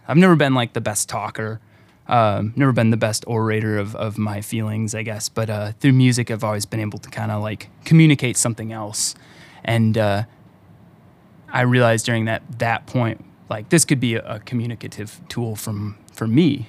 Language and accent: English; Lake Orion, Michigan, United States; also born or lived in Detroit; now in Lansing, United States; I grew up in Lake Orion.